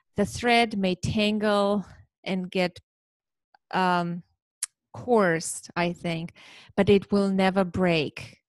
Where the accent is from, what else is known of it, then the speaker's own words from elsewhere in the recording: Armenia; now in New Jersey, United States; I, I live in New Jersey in okay. the United States, but I'm originally from Armenia